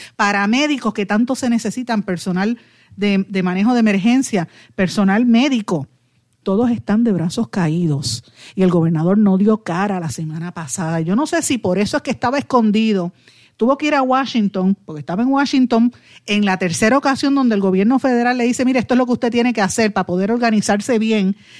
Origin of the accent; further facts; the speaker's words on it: Guaynabo, Puerto Rico; yo soy de Guainabo